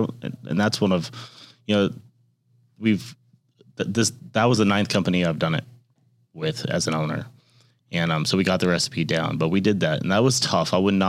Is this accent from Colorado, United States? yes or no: yes; Colorado, United States; moved away; also born or lived in California; I'm from Colorado. Well, moved there, then moved back.